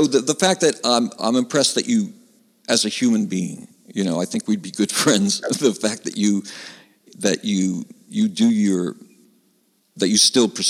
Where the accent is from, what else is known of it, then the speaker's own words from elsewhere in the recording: Valley Stream, New York, United States; I'm from Valley Stream, Long Island, which is the first town in Nassau County past Queens.